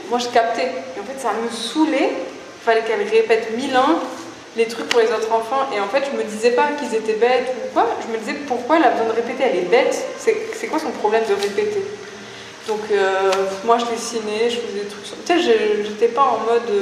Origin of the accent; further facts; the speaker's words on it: Toulouse, Occitania, France; j'ai grandi à Toulouse